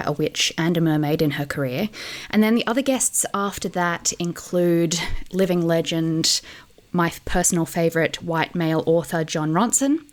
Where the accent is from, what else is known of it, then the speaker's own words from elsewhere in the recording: Australia; moved away as an adult; now in United Kingdom; I'm an Australian journalist who's been living in the UK for 6 years